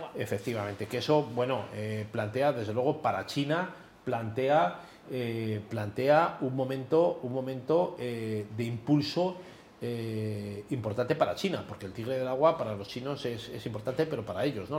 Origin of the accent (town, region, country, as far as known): Spain